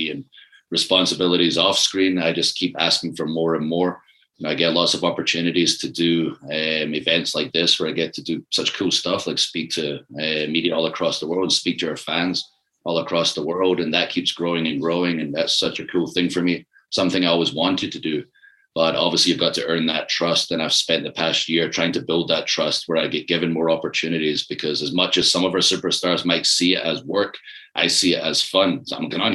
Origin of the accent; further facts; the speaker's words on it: Ayr, Scotland, United Kingdom; moved away; also born or lived in Glasgow; I'm from Ayr